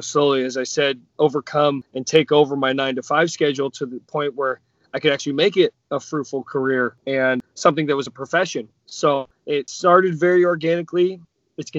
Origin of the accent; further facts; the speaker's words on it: Northern California, United States; also born or lived in San Diego; I grew up in Northern California